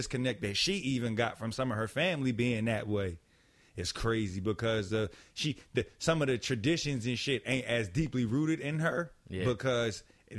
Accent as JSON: {"language": "English", "town": "Philadelphia", "region": "Pennsylvania", "country": "United States", "said": "I'm a nigga from West Philly."}